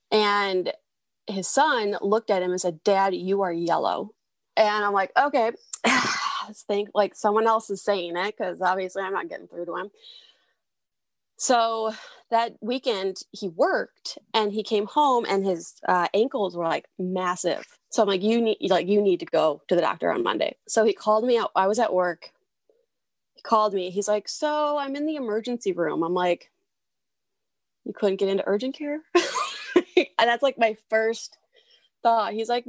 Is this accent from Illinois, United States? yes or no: no; southern Wisconsin, United States; so I am actually from Southern Wisconsin. Grew up in Southern Wisconsin.